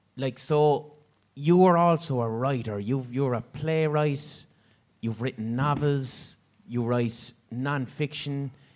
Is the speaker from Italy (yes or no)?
no; Limerick, Munster, Ireland; I'm from Limerick.